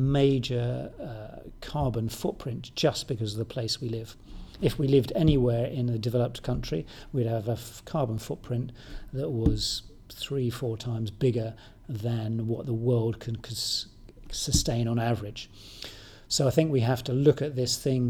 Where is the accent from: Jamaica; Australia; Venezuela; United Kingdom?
United Kingdom; moved away; I'm British, I'm not Mongolian or anything